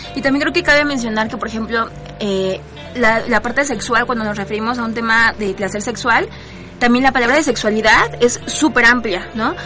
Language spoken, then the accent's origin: Spanish; Mexico City, Mexico; todas somos mexicanas y que todas somos aquí del DF, bueno, Ciudad de México